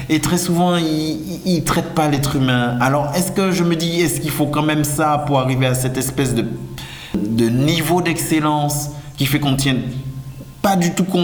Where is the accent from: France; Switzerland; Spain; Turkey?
France; French West Indies; Je viens des Antilles françaises